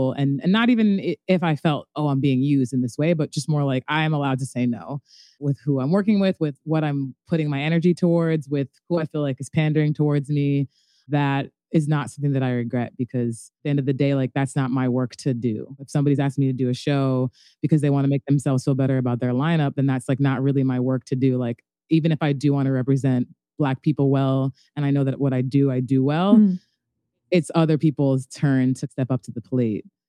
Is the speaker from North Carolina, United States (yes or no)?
yes; Apex, North Carolina, United States; moved away as an adult; I'm like 16 from North Carolina, like a small little town called Apex